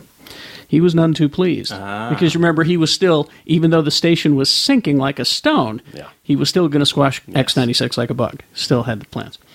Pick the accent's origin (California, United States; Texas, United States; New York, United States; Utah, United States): Utah, United States; Salem; I grew up in Salem, Utah.